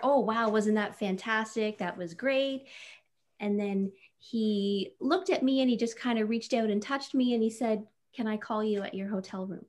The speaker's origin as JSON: {"language": "English", "town": "Napanee", "region": "Ontario", "country": "Canada", "lives_now": "Ottawa, Canada", "said": "I was 17 from Napanee, so a small town."}